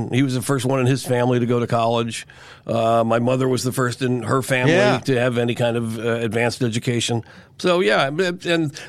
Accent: Ann Arbor, Michigan, United States; No, I'm a Flatlander. No, I was born in Ann Arbor. My dad was a graduate student at the University of Michigan. So I was born in Ann Arbor. My parents are both from Queens.

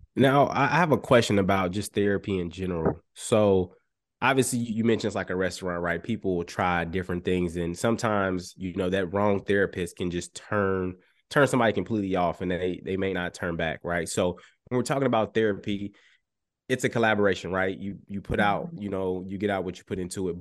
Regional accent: Chicago, Illinois, United States; I grew up in Chicago

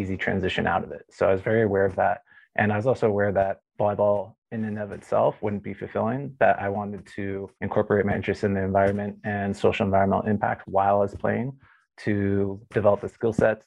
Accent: Santa Barbara, California, United States; I grew up in Santa Barbara

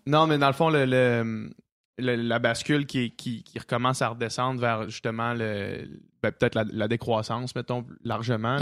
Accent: Quebec City, Quebec, Canada; moved away; on vient de Québec

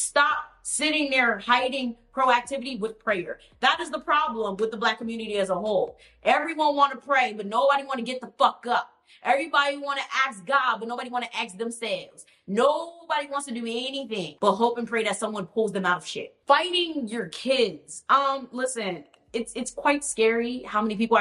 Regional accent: United States; I'm from America

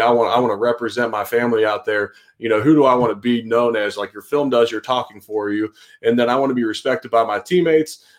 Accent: Cincinnati, Ohio, United States; moved away; I'm originally from Cincinnati

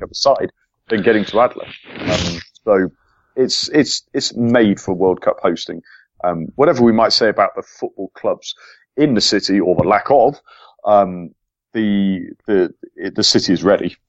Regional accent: England, United Kingdom; an Englishman

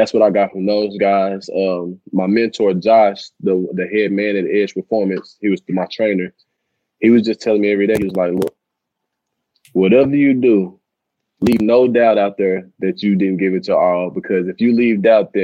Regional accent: Tyler, Texas, United States; I'm based out of Tyler, Texas, my hometown

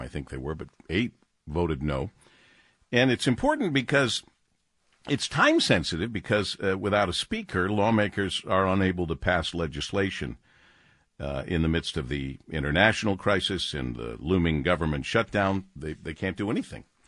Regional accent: Detroit, Michigan, United States; my hometown

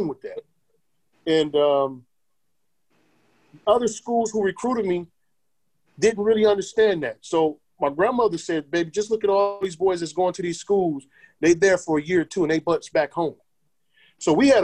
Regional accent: Michigan, United States; growing up in Michigan

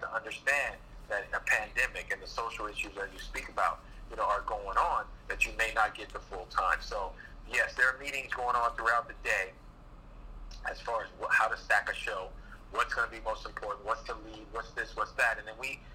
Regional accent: Los Angeles, California, United States; also born or lived in Orlando, Florida; now in New York, United States; I grew up in Los Angeles

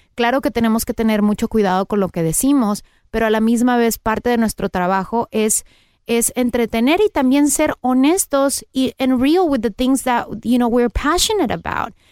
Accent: Mexico; now in Los Angeles, United States; Soy mexicana

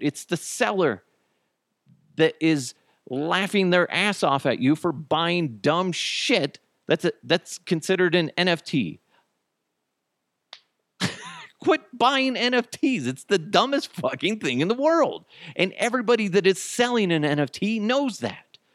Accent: United States; I'm, I'm American

